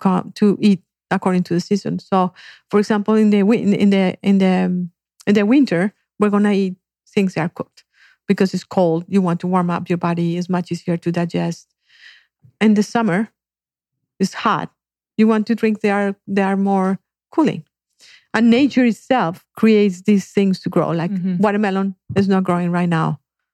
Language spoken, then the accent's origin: English; Colombia; moved away; I grew up in Colombia